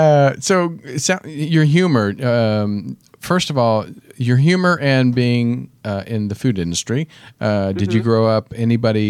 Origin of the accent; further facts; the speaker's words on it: Kansas, United States; growing up in Kansas, I grew up around food.